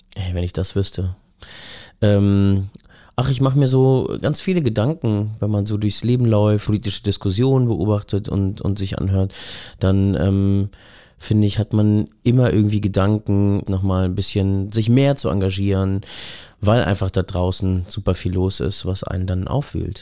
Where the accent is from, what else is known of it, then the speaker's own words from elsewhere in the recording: Berlin, Germany; als Westdeutscher, Westberliner, Hipster